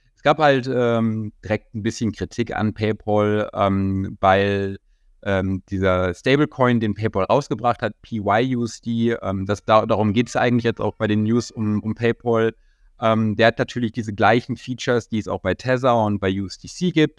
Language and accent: German; near Bonn, North Rhine-Westphalia, Germany; in Bonn, äh, das ist in der Nähe von meiner Heimatstadt